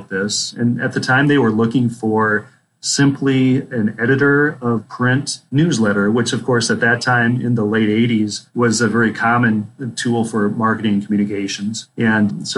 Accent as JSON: {"language": "English", "region": "Minnesota", "country": "United States", "tie": "born or raised there", "also_born_or_lived": "Phoenix, Arizona", "moved": "as an adult", "said": "I grew up in the state of Minnesota, lived a couple of years in the Phoenix, Arizona Valley area"}